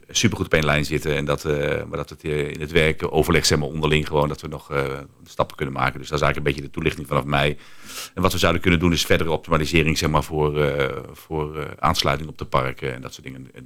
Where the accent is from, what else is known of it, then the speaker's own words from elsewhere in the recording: Netherlands; Ja, en dan ben ik even als eigenaar en als Nederlander denken